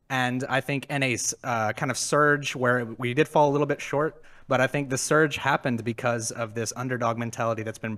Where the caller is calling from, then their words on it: Dallas, Texas, United States; Uh, Dallas, Fort Worth.